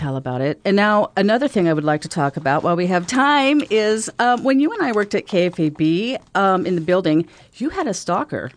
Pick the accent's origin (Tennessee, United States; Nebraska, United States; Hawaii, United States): Nebraska, United States; Omaha; I'm from Omaha.